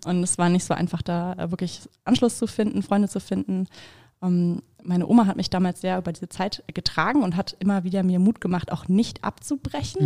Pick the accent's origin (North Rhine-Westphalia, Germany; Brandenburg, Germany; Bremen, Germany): Bremen, Germany; ich bin halt in Bremen geboren und aufgewachsen